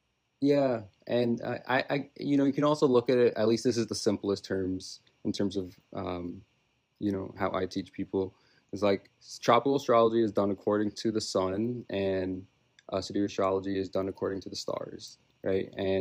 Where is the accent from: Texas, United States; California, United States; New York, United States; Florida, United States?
New York, United States; New York City; I'm also from Brooklyn, New York. I was born and raised here, so I'm a New York City kid.